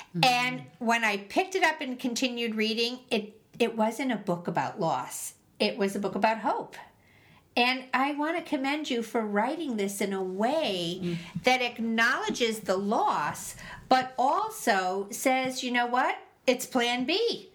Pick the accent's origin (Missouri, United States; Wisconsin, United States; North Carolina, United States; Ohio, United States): Missouri, United States; Yeah, I'm from Missouri. Show me.